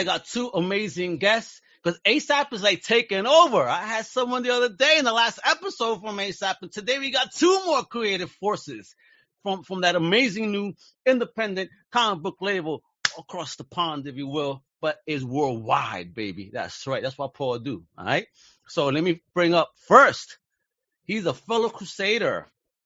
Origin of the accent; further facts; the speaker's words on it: Puerto Rico; now in United States; in Puerto Rico, I remember growing up, and my uncles used to have Tintin comics all over the place